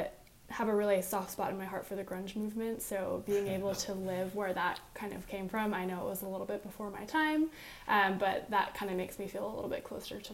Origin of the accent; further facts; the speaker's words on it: Seattle, Washington, United States; And I grew up here as well.